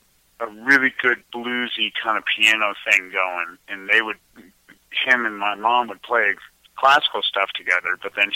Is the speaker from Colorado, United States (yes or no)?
yes; Colorado, United States; born or raised there; also born or lived in New Jersey